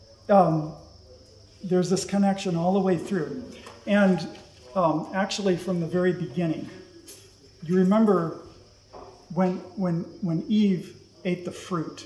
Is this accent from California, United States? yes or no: yes; Southern California, United States; moved away; I grew up in Southern California